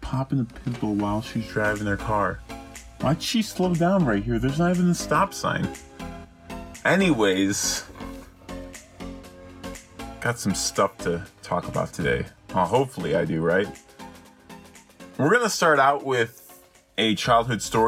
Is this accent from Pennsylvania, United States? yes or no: no; Chicago, Illinois, United States; now in Texas, United States; I'm actually going back to Chicago in a week